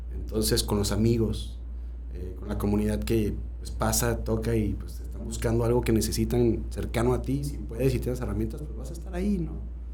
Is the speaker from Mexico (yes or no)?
yes; Guanajuato, Mexico; yo nací en Salida de Guanajuato porque ahí trabajaba mi abuelo